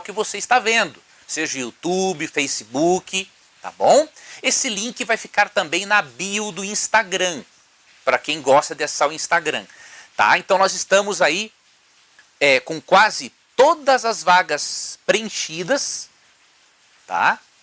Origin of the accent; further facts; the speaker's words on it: Paragominas, Pará, Brazil; estou falando aqui de Paragominas, no estado